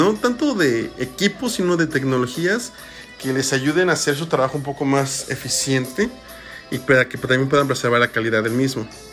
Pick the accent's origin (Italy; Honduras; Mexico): Mexico; somos mexicanos